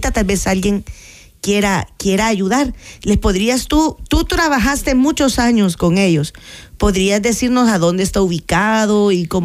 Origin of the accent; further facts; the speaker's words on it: Santa Tecla, La Libertad, El Salvador; Yo soy de Santa Inés, de Santa Tecla.